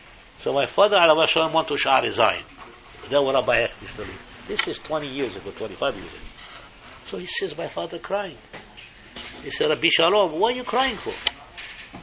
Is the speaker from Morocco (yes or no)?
yes; Morocco; moved away as an adult; I came from Morocco in 1960. But my parents and my other brothers were in Morocco